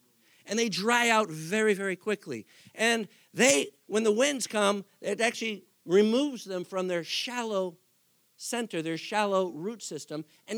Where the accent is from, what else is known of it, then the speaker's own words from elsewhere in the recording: Texas, United States; born there; When I grew up out west for the most part. I was born in West Texas.